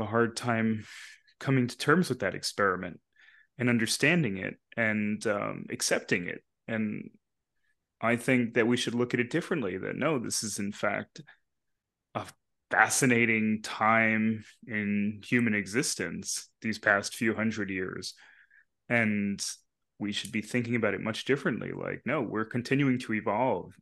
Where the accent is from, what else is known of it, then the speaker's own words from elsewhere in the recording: Long Island, New York, United States; also born or lived in Bronx, New York / Queens, New York; where I grew up on Long Island